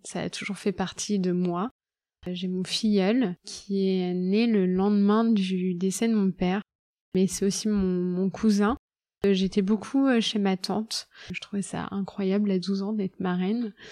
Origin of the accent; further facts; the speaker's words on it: Loir-et-Cher, Centre-Val de Loire, France; Je viens du Loir-et-Cher. C'est une région que j'adore, où il y a toute ma famille.